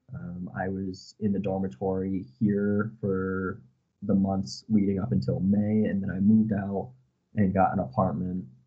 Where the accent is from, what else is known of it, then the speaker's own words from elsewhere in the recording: Avon, Connecticut, United States; moved away as an adult; now in Prague, Czechia; I am from the United States, from a very small town called Avon, Connecticut